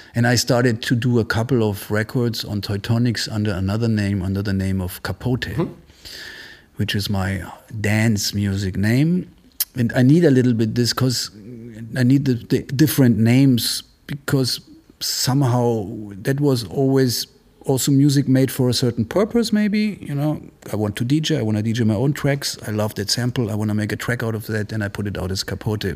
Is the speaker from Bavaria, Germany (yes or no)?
yes; Munich, Bavaria, Germany; moved away as an adult; also born or lived in Italy / Marseille, France; now in Berlin, Germany; I grew up in Munich since I was seven or eight, and uh, but I'm half Italian. I used to my parents used to live in Italy